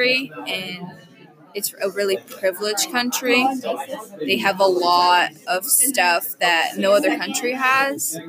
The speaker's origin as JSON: {"language": "English", "country": "Brazil", "moved": "yes", "lives_now": "United States", "said": "I'm not from here, so I do not know a lot about American country. I come from Brazil"}